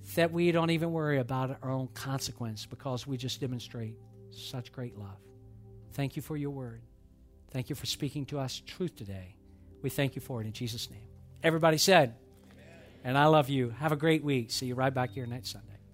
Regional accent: Atlanta, Georgia, United States; moved away; I grew up in Atlanta.

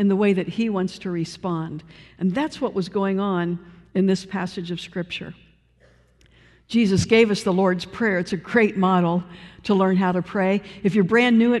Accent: Cleveland, Ohio, United States; moved away; I come from Cleveland, Ohio

